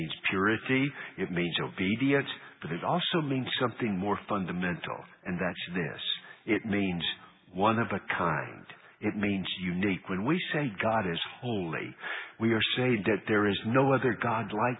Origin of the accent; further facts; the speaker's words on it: United States; I'm an American